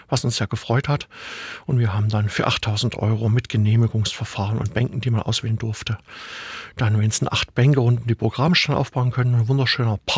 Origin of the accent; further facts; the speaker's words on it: Dresden, Saxony, Germany; born there; der letzteren, gebürtiger Dresdner, was mein Vater dahin verschlagen hatte.